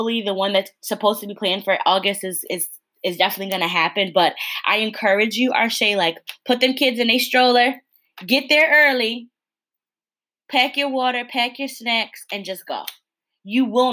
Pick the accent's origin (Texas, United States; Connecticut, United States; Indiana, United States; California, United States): Connecticut, United States; moved away; I'm from Connecticut originally. And there were buses coming from my hometown